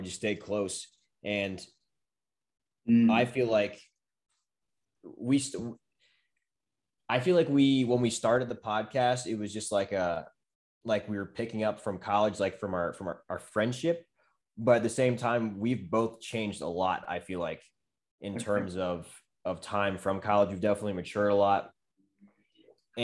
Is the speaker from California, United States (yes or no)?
no; Maryland, United States; moved away; we're both from Maryland